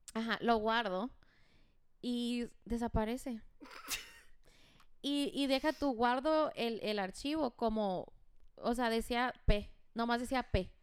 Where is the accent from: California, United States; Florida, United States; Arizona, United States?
Arizona, United States; Douglas; moved away as an adult; also born or lived in Phoenix, Arizona; now in Hermosillo, Mexico; yo nací en Douglas, pero viví 12 años en Phoenix y tengo un año en Hermosillo